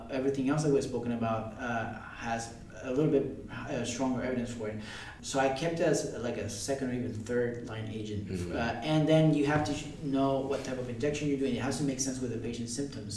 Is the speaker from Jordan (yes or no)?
no; Puerto Rico; I grew up in Puerto Rico. I came here to work for a couple of years, and now I'm back there